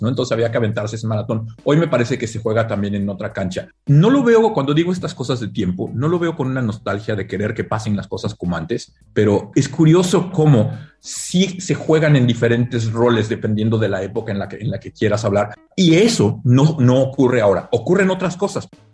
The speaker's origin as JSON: {"language": "Spanish", "country": "Mexico", "moved": "as an adult", "lives_now": "San Francisco, United States", "said": "Cuando me fui de México"}